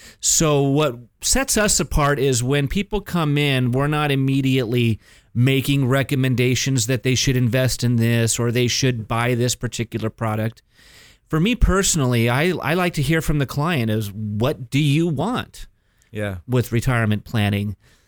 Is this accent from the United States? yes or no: yes; Mission Viejo, California, United States; I was born and raised here in Orange County.